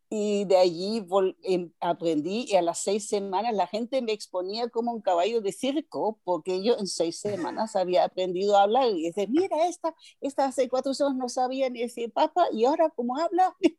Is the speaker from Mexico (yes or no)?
no; Nuremberg, Bavaria, Germany; Spanish is a second language; moved away; also born or lived in Düsseldorf; Yo soy de Bavaria, de Nuremberg